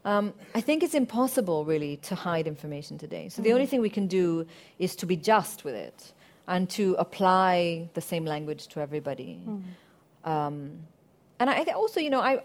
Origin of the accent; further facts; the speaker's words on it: Syria; moved away; I grew up in Syria.